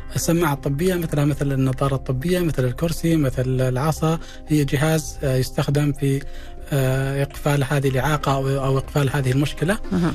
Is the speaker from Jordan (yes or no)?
no; Saudi Arabia; عندنا في المملكة العربية السعودية